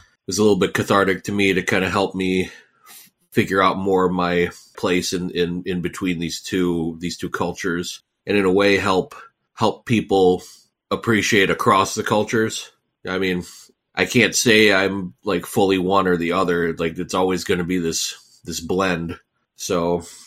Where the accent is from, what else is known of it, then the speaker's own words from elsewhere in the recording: United States; I grew up here in the U.S. in the 80s and 90s, trying to find my place as an American